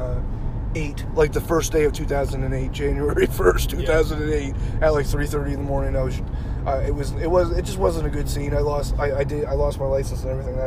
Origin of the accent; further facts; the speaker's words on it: Yarmouth, Nova Scotia, Canada; It's Yarmouth. it's Yarmouth. I grew up in Yarmouth